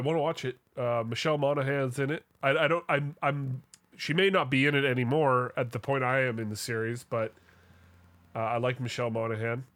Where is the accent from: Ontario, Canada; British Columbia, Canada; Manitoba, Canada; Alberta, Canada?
British Columbia, Canada; Vancouver; my, uh, my hometown football team